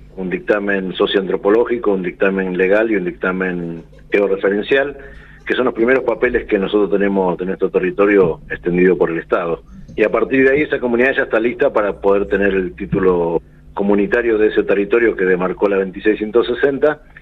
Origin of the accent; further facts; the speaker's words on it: Santiago del Estero, Argentina; de la comunidad Guayarimas del Consejo de la Nación Tonocoté yutqui en Santiago del Estero